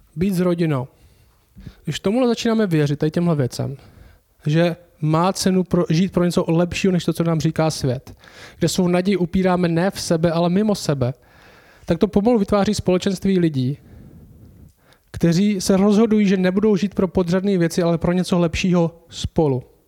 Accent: Czechia; My jsme v České republice, jsme Češi

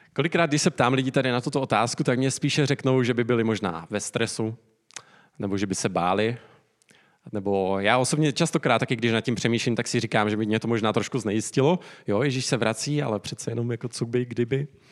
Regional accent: Czechia

